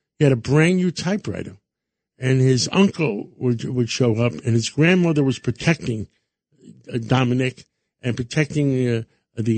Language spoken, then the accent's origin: English; New York City, New York, United States; Growing up in New York